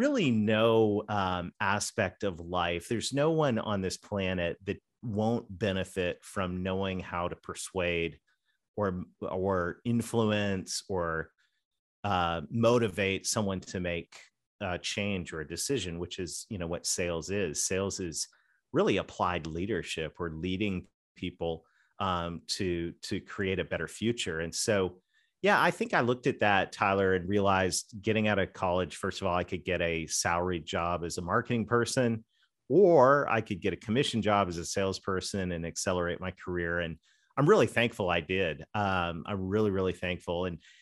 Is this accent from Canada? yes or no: yes; Canada; accent: Southern; I'm a Canadian kid with a Southern accent, right?